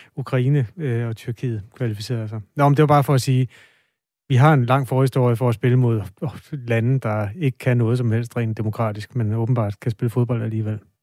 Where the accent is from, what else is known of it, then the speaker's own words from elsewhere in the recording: Aarhus, Central Denmark Region, Denmark; Nu er jeg jo fra Aarhus, så det har altså været på Aarhus Stadion